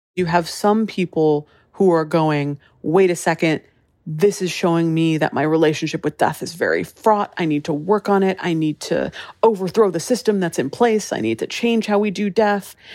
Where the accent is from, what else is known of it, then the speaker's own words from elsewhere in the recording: Hawaii, United States; now in Los Angeles, United States; I grew up in Hawaii